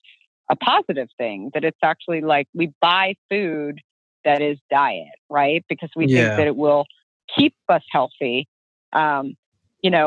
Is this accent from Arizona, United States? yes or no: yes; Arizona, United States; I grew up in Arizona